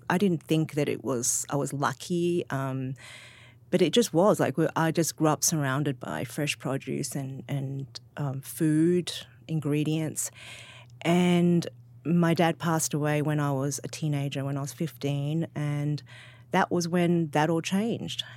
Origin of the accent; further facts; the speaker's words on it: Sydney, New South Wales, Australia; I'm from Sydney